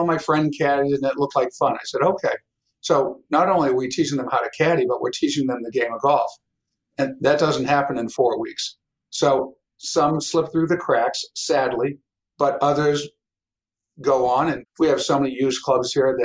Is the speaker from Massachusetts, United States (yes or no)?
yes; Pembroke, Massachusetts, United States; we grew up in Pembroke. I mean, it was like the Wonder Years. It's the best town to grow up